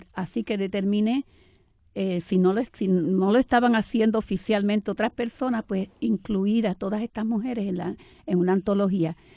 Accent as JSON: {"language": "Spanish", "town": "Camuy", "country": "Puerto Rico", "tie": "born or raised there", "also_born_or_lived": "Arecibo / New York", "moved": "as an adult", "lives_now": "Manhattan, United States", "said": "Y realmente yo nací en Arecibo, pero me crié en Camuy"}